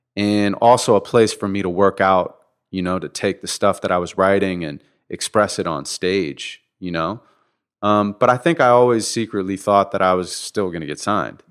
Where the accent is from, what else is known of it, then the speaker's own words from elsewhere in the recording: Santa Monica, California, United States; born and raised in Santa Monica